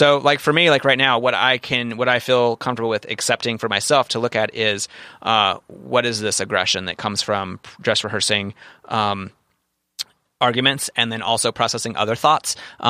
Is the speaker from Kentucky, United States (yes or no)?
yes; Kentucky, United States; If you grew up in Brooklyn and I grew up in Kentucky